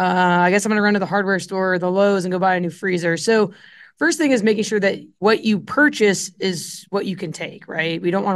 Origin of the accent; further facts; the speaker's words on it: Illinois, United States; I grew up in Central Illinois, and I got into meat at a pretty young age through the 4-H and FFA meat judging circuit.